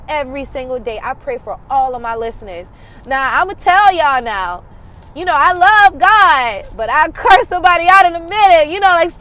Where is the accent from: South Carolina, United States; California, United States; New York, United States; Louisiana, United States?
South Carolina, United States; I'm from South Carolina and I'm from a rural area, and I don't know, I'm just a small town girl